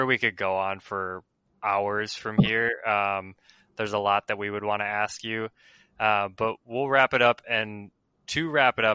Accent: Minnesota, United States; we're from Minnesota

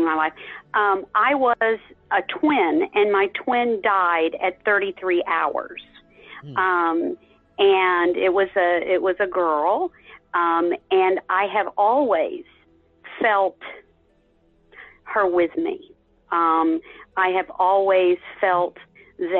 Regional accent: Texas, United States; I was raised in Texas.

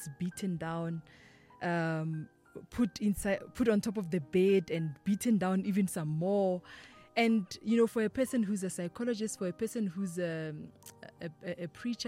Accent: Limpopo, South Africa; I am from Limpopo, Denelten, Kontoani. I was born and raised there.

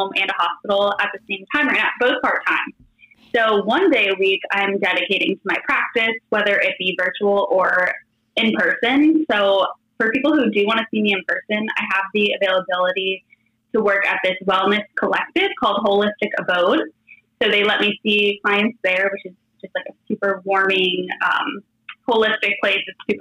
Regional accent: Florida, United States; now in Los Angeles County, United States; I'm from Florida, but I live in Southern California. Right now I live in LA County

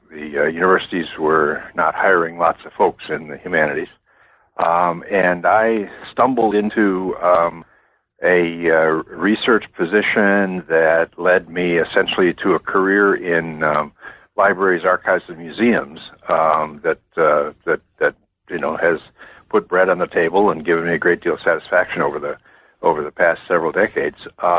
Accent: Wisconsin, United States; now in Virginia, United States; I grew up in Wisconsin a long time ago.

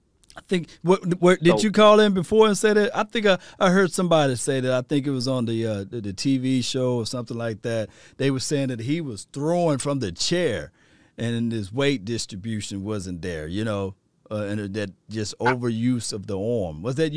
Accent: Mississippi, United States; I'm from Mississippi, though, you know, by the way, so I'm from Mississippi.

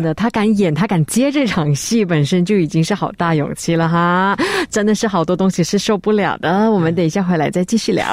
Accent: Malaysia; 我们马来西亚人

